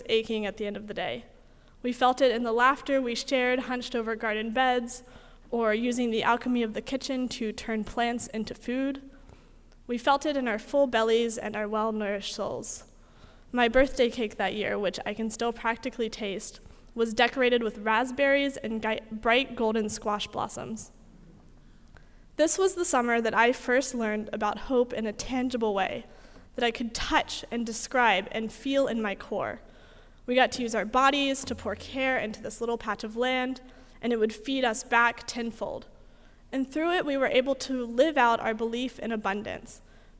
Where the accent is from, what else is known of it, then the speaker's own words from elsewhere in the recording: North Carolina, United States; I'm from North Carolina